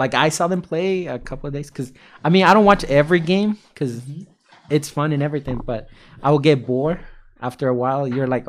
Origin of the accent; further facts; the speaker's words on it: San Francisco, California, United States; I mean, no, I'm from San Francisco.